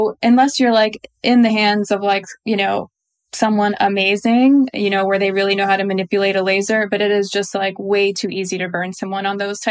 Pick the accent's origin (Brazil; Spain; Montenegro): Montenegro; I'm from Montenegro. So Eastern European